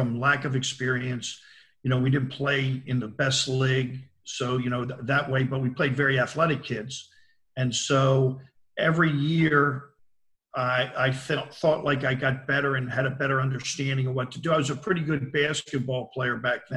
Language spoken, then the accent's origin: English; Baltimore, Maryland, United States; I growing up in Baltimore City